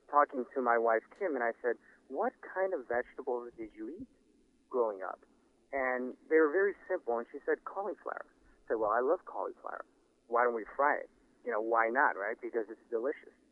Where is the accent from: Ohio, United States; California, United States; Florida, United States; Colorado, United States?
California, United States; Los Angeles; growing up in Los Angeles um, and then frequently going to Singapore and also my experiences working in, in San Francisco and in New York, and of course in Los Angeles as well.